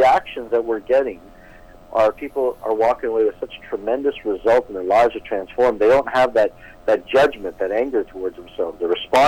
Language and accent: English; Toronto, Ontario, Canada; growing up in Toronto, Canada, but living in an Eastern Indian family